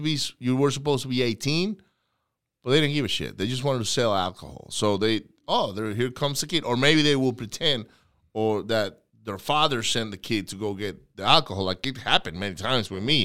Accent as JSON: {"language": "English", "country": "Venezuela", "tie": "born or raised there", "moved": "yes", "said": "I grew up in Venezuela"}